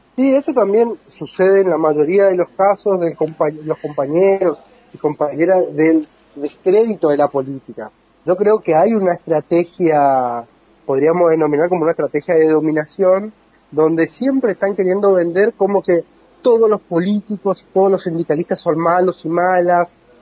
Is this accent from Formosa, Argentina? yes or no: yes; Formosa, Argentina; Yo soy de Formosa